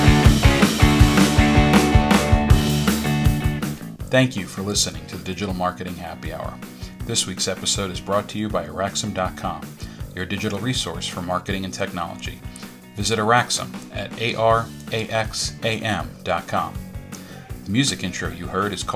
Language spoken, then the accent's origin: English; New York City, New York, United States; my hometown of Staten Island, New York